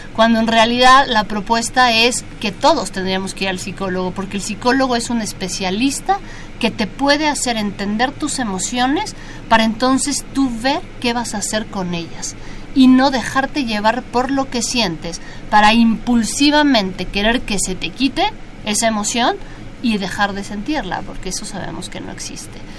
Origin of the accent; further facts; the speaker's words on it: Mexico; nuestro país